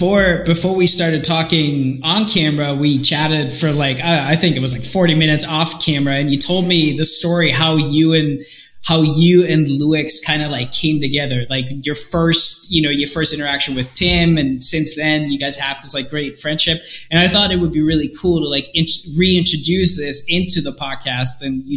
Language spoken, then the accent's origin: English; California, United States; I grew up in California.